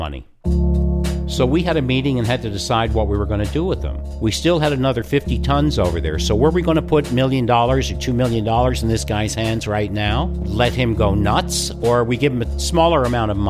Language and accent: English; Newfoundland and Labrador, Canada; I grew up with in Newfoundland